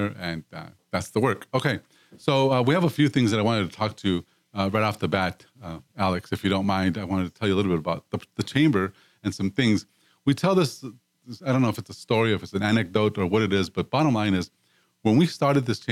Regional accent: Mexico; moved away as an adult; now in Houston, United States; I came from Mexico, and part of the reason why I wanted to live in the States

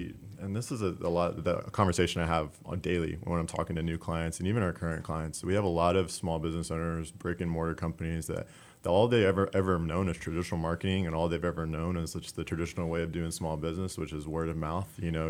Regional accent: Splendora, Texas, United States; I'm from Splendora, Texas. I grew up, born and raised outside of Splendora, Texas, but grew up in Splendora.

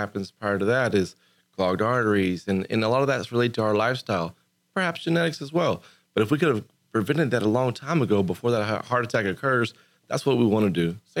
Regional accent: United States; I grew up here in Montgomery County. And so this is my home.

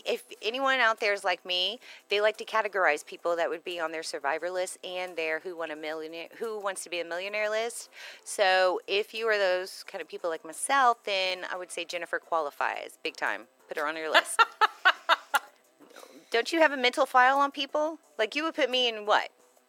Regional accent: Pennsylvania, United States; now in Texas, United States; You know, those roots and just growing up around Pennsylvania, Northeast Coast, the history of our country is amazing there.

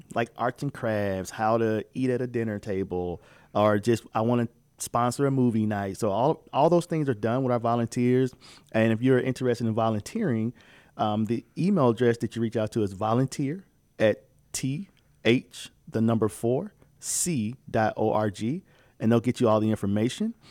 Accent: Midwest, United States; moved away; I'm from the Midwest

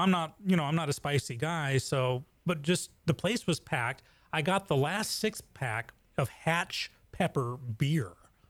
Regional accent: England, United Kingdom; now in Texas, United States; I grew up in England

